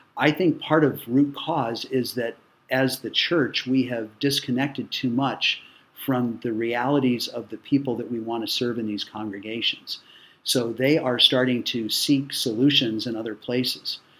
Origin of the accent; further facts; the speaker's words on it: Colorado, United States; moved away as an adult; now in Cincinnati, United States; I grew up in Colorado.